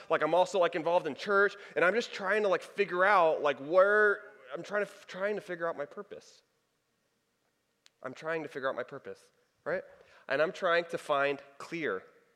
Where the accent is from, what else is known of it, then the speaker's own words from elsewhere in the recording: Texas, United States; moved away; I'm from Texas. I went to college in Texas.